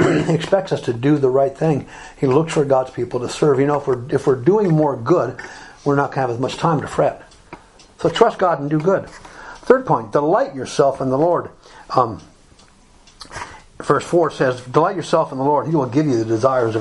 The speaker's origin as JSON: {"language": "English", "region": "Alabama", "country": "United States", "tie": "born or raised there", "also_born_or_lived": "Republic of Ireland", "moved": "yes", "said": "When I was growing up in Alabama, most places were closed on Sunday."}